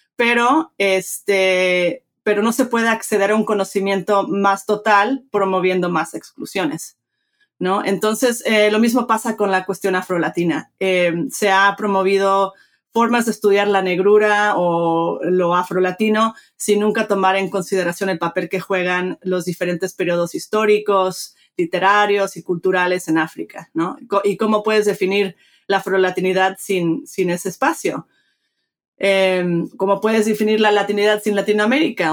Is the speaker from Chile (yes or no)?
no; Mexico; moved away; soy, me crié en México, este, padre mexicano, de madre americana, crecí bilingüe, bicultural